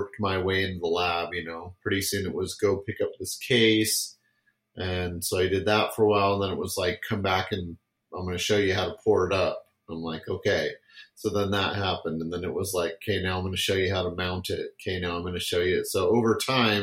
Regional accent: San Francisco Bay Area, California, United States; I grew up in California, so I was there in the San Francisco Bay Area, just south of Oakland

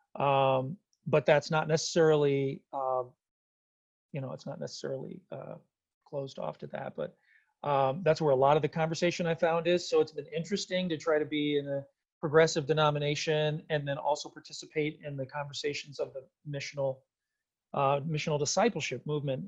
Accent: San Antonio, Texas, United States; now in Minnesota, United States; I'm from San Antonio, Texas originally.

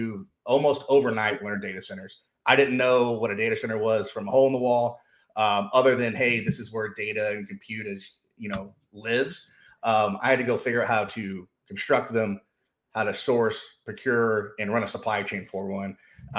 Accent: Knoxville, Tennessee, United States; growing up in the States, down in, kind of in the South in Knoxville, Tennessee.

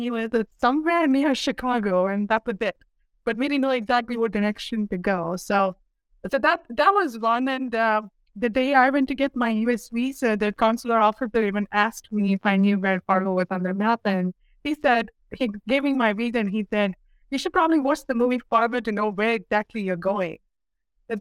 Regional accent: Dubai, United Arab Emirates; moved away as an adult; also born or lived in India; now in North Dakota, United States; I was born and raised in the Middle East, specifically in Dubai, in the United Arab Emirates

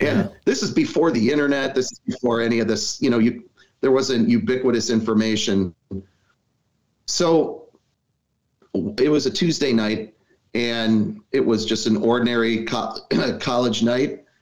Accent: Milwaukee, Wisconsin, United States; I, am born in Milwaukee. Um, I've got deep roots here

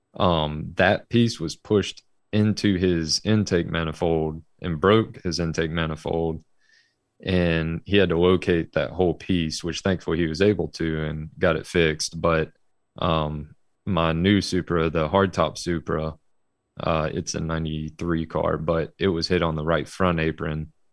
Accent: Birmingham, Alabama, United States; I'm from Birmingham, Alabama, and I am still here

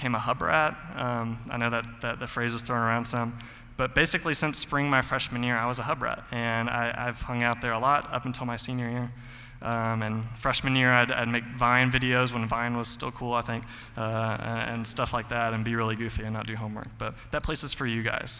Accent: Mount Juliet, Tennessee, United States; I grew up in Mount Juliet my whole life

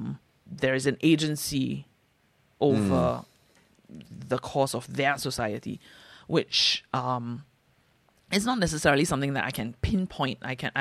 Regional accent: Singapore; Which I feel like growing up in Singapore, it's like this is the gift that older generations have passed down onto you, and you shall live in this world, right?

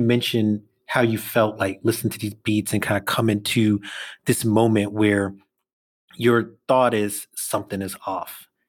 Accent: New York City, New York, United States; I'll say I'm from Brooklyn

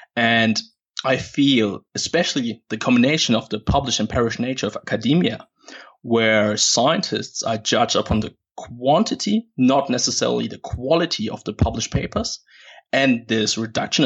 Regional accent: Germany; moved away as an adult; now in Perth, Australia; born and raised in Germany

